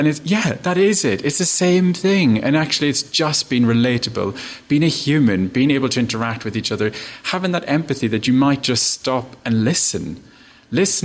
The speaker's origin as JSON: {"language": "English", "country": "Ireland", "tie": "born or raised there", "said": "I'm Irish. I grew up in a tiny little town"}